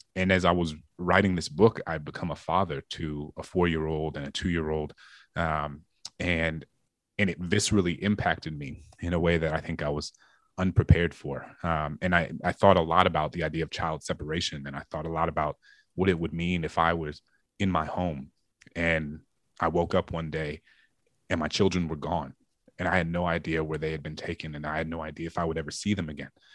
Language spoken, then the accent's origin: English; New Orleans, Louisiana, United States; my hometown of New Orleans